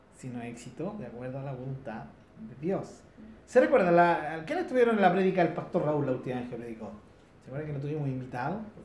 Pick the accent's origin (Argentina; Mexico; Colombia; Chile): Chile; aquí en Chile nosotros tenemos en zonas rurales, tenemos gente de nuestra misma cultura